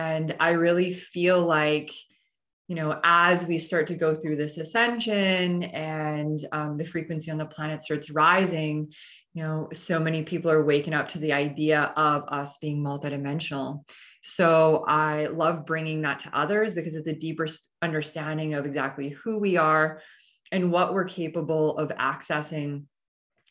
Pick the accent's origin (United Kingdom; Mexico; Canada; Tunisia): Canada; moved away as an adult; now in Austin, United States; I recently just moved to Austin, Texas. I'm originally from Canada.